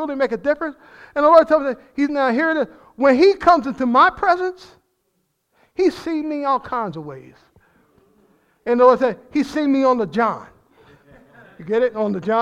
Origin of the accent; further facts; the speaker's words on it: New Jersey, United States; I'm from New Jersey. That's part of being in New Jersey